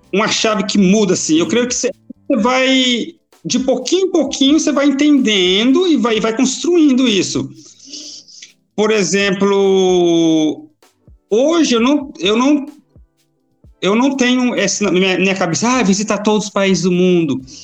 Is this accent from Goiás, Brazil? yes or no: yes; Goiânia, Goiás, Brazil; moved away as an adult; now in Sweden; sou de Goiás, sou de Goiânia. Então, natural de lá